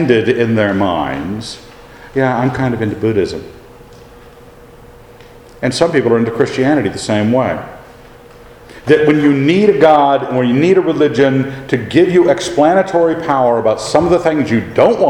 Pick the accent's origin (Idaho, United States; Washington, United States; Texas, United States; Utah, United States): Idaho, United States; we're hicksters, because we're from Idaho